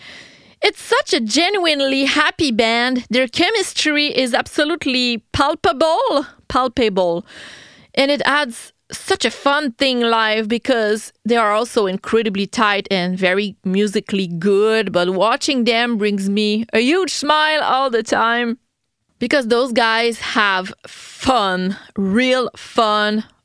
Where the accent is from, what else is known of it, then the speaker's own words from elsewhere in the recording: Quebec City, Quebec, Canada; first language French; English is a second language; I'm from Quebec City in Canada